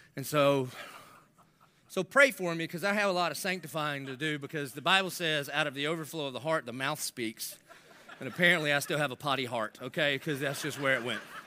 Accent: Southern United States, United States; I'm an American by birth, but Southern by the grace of God

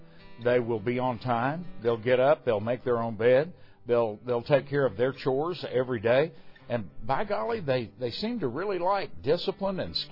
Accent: Huntingdale, Texas, United States; as we were growing up in Huntingdale

